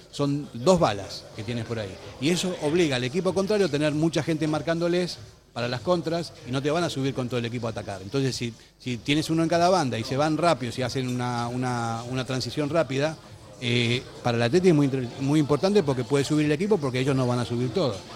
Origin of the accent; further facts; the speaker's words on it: Argentina; now in Spain; soy argentino